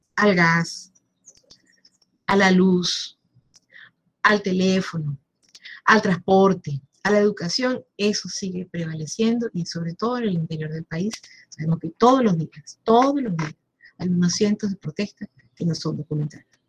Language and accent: Spanish; Venezuela; como venezolanos